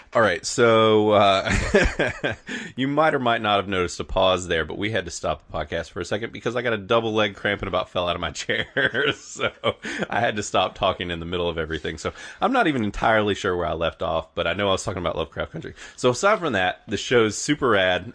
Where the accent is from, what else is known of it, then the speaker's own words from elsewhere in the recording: the South, United States; We are from the South